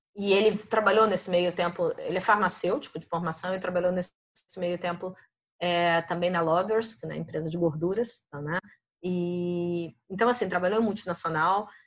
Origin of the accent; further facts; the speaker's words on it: Niterói, Rio de Janeiro, Brazil; moved away as an adult; also born or lived in France; now in Germany; Em Niterói, na verdade, fui criada em Niterói